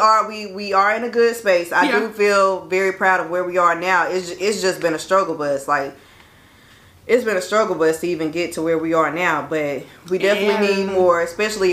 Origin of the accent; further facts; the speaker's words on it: Pendleton, South Carolina, United States; I'm from Pendleton. So the next largest city is Greenville.